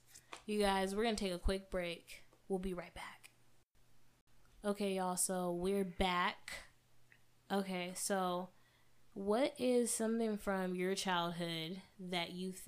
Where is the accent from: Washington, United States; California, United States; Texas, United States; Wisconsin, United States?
California, United States; Growing up in the Bay Area, it was cool or whatever, but talking like this in this chocolate, beautiful melanated body of mine was always like a problem for people